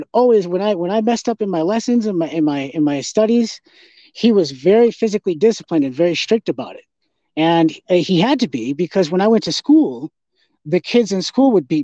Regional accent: North Dakota, United States; I grew up in North Dakota

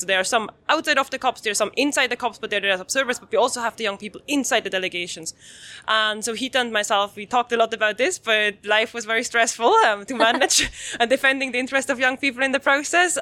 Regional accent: Switzerland; I'm coming from Switzerland

